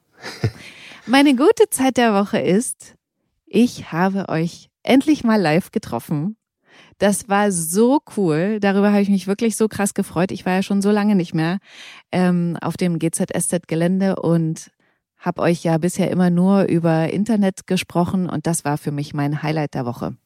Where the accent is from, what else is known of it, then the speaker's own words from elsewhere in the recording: Bautzen, Saxony, Germany; ich komme aus Bautzen